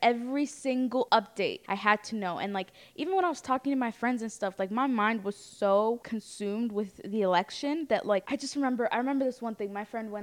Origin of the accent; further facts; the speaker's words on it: Ethiopia; now in United States; I'm from Ethiopia.